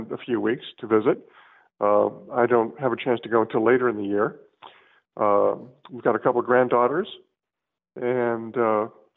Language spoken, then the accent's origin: English; Southern California, United States; also born or lived in Chicago; I was brought up in Southern California, live in San Diego